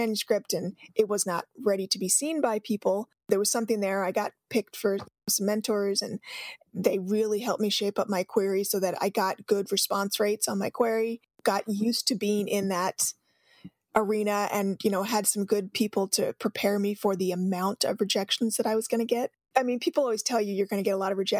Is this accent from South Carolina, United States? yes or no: no; Mesa, Arizona, United States; a girl growing up in Mesa, Arizona, which is where I'm from